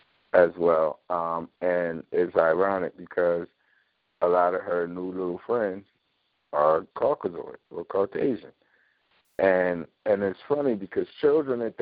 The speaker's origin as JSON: {"language": "English", "town": "Philadelphia", "region": "Pennsylvania", "country": "United States", "tie": "born or raised there", "said": "growing up in North Philly, I take my children down there"}